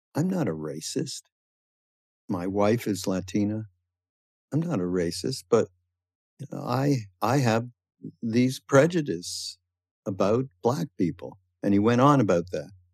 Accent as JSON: {"language": "English", "country": "Canada", "moved": "yes", "lives_now": "United States", "said": "although I'm from Canada and, and I had a little bit of a different upbringing uh, related to people who were brought up in the States"}